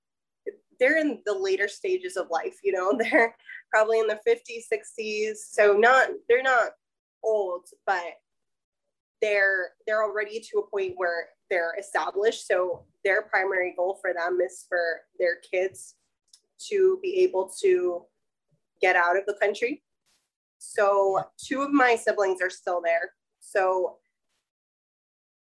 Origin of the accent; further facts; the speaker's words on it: Nicaragua; now in United States; I grew up in Nicaragua.